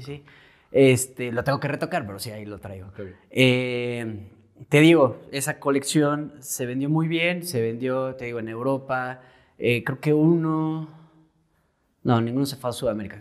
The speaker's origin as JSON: {"language": "Spanish", "region": "Querétaro", "country": "Mexico", "said": "Soy pintor, eh, soy queretano, tengo 29 años"}